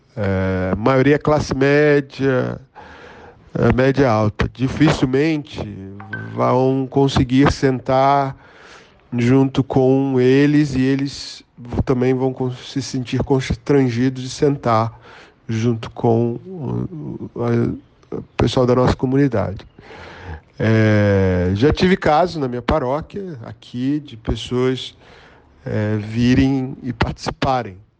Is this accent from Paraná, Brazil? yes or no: no; Rio de Janeiro, Brazil; eu sou natural do Rio de Janeiro